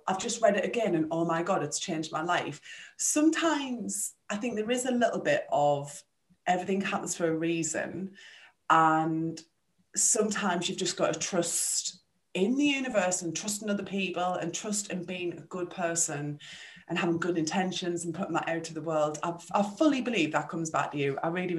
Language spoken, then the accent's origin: English; Sunderland, North East England, United Kingdom; moved away as an adult; also born or lived in West Midlands; We're both from Sunderland in the northeast of England